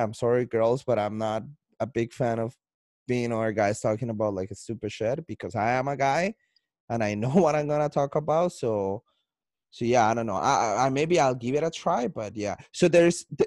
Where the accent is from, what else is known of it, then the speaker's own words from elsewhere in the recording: Colombia; accent: Colombian; now in Canada; I sound like I'm not in Canada. I sound like I'm in Colombia because my accent, but I'm in Canada